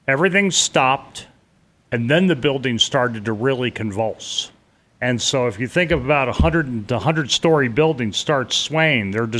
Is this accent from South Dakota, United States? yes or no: no; New York, United States; I grew up in and around New York.